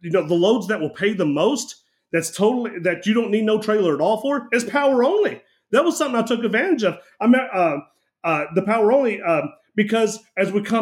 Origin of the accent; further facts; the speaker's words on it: Kentucky, United States; I grew up here in Kentucky